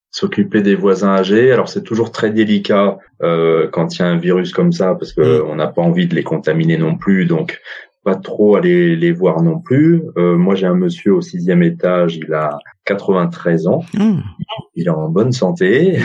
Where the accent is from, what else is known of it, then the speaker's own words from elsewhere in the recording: Montreuil, Île-de-France, France; also born or lived in Paris; je suis né à Paris et j'ai grandi à Montreuil